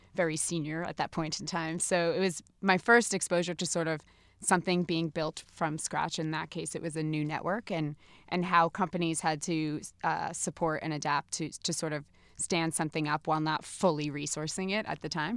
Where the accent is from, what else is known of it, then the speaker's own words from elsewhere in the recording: New Jersey, United States; I am from New Jersey.